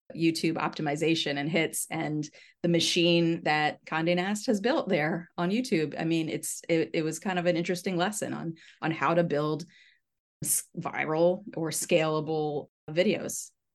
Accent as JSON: {"language": "English", "region": "Southern Maryland", "country": "United States", "tie": "born or raised there", "said": "I grew up in Southern Maryland."}